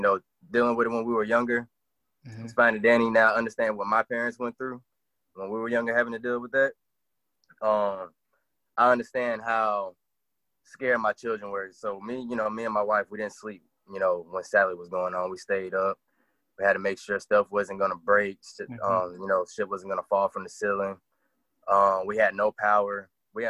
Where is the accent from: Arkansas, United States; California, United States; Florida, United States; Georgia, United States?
Florida, United States; Fort Walton; born there; I was born in Florida. I was born in actually Fort Walton, out there in Okaloosa County.